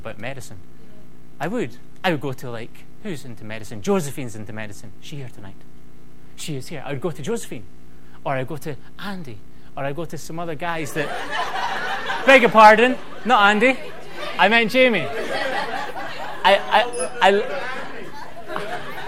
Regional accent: United Kingdom; I'm British

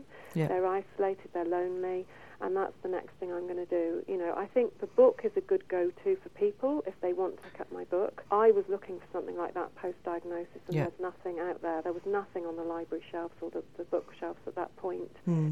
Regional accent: England, United Kingdom; I'm English.

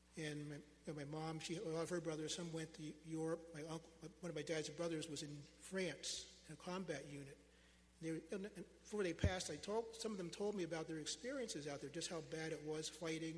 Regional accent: United States; as an American, as a United States citizen, as an African American man

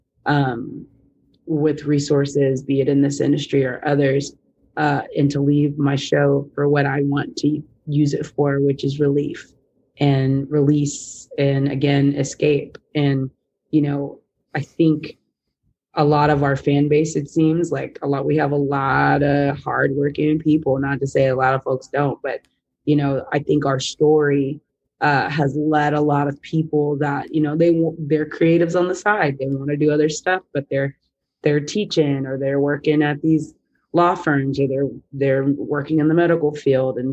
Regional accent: Texas, United States; growing up, not only as a Black woman, as a Texan, as a Southerner

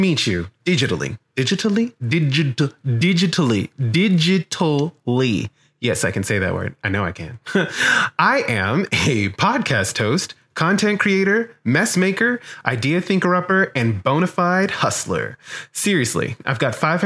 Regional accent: New Iberia, Louisiana, United States; I'm from New Iberia in Iberia Parish

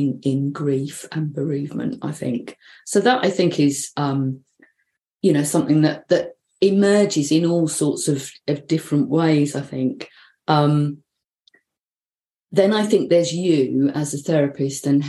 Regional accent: London, United Kingdom; now in North East England, United Kingdom; the Northeast, which is where I live, but not where I come from. And no, I haven't lost my accent, so I come from London.

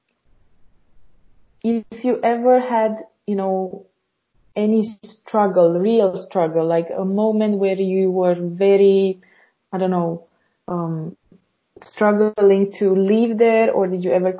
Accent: Romania; also born or lived in Slovakia; I was living in Slovakia, and I'm basically from Romania.

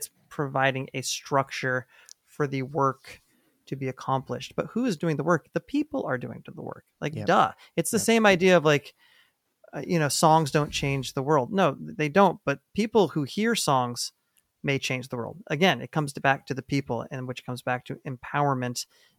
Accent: New Hampshire, United States; now in New York, United States; I'm from New Hampshire.

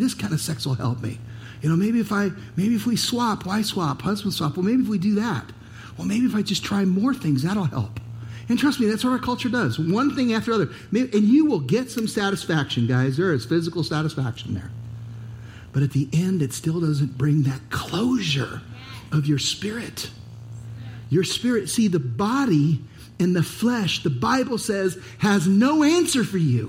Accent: United States; As an American

